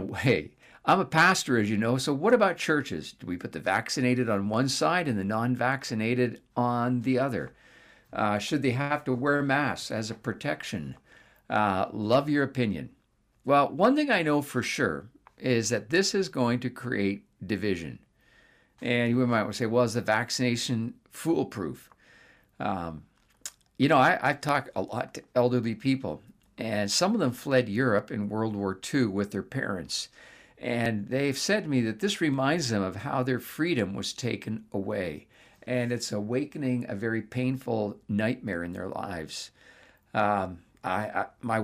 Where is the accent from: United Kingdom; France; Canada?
Canada; I'm a Canadian